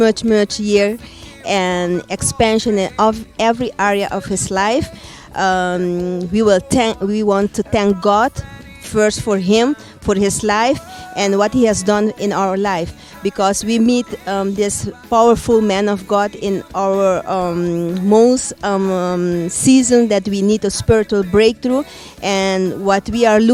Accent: Curaçao; English is a second language; I'm from Curaçao, from the Caribbean

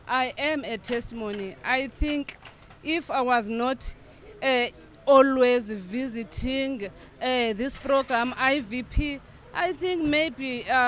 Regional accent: South Africa; I'm coming from South Africa.

